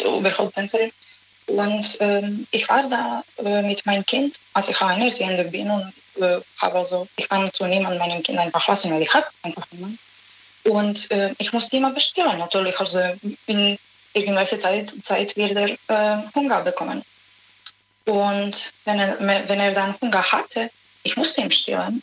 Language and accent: German; Serbia; German is a second language; moved away; Ich komme aus Serbien